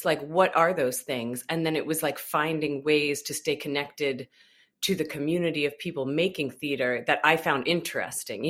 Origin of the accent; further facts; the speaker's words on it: just outside of Albany, New York, United States; I'm from upstate New York, just outside of Albany, New York